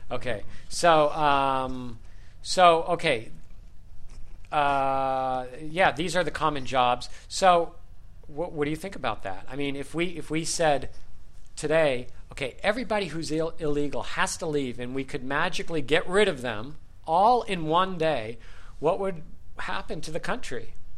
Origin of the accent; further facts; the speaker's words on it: Los Angeles, California, United States; as an American, and of course living here all my life